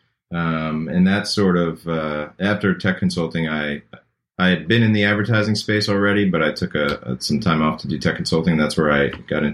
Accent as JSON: {"language": "English", "area": "Long Island", "region": "New York", "country": "United States", "tie": "born or raised there", "also_born_or_lived": "Manhattan, New York", "moved": "as an adult", "lives_now": "Chapel Hill, United States", "said": "I'm originally from New York. I grew up in Long Island and lived in Manhattan for a number of years"}